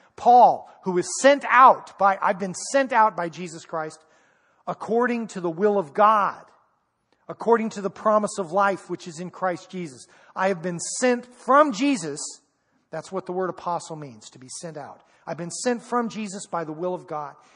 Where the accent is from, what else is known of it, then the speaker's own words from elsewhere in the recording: United States; I'm an American